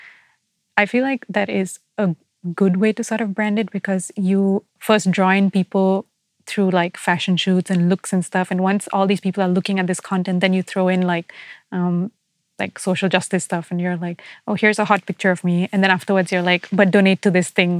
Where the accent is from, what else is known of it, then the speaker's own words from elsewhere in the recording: Singapore; I see myself as Singaporean